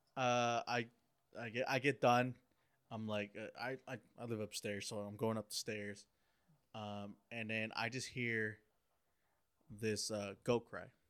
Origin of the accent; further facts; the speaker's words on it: Oaxaca, Mexico; I'm Oaxacan. Okay, so I'm from Oaxaca in Mexico